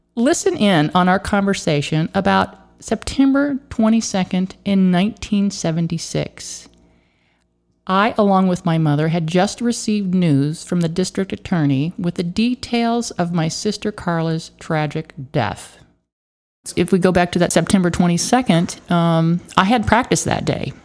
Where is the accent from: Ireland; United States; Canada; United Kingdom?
United States; Hays, Kansas; moved away; my hometown high school in Hayes, Kansas